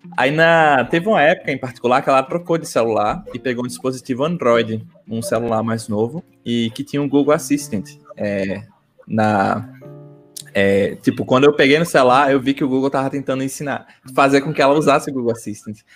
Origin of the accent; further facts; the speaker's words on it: Recife, Pernambuco, Brazil; accent: Recife (recifense); voltar com meu sotaque recifense